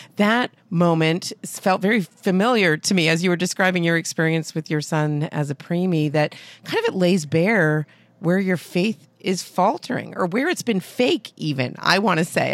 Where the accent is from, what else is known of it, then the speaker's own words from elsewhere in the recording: New England, United States; being from New England